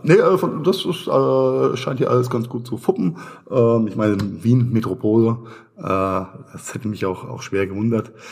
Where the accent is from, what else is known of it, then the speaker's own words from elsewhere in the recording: Mainz, Rhineland-Palatinate, Germany; Meine Heimatstadt Mainz hat äh, 260, 280.000, sowas